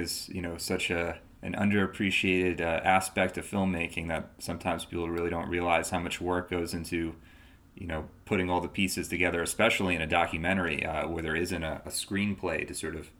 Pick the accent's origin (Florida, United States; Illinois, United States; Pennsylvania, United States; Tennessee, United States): Florida, United States; Coral Springs; moved away; I'm originally from Coral Springs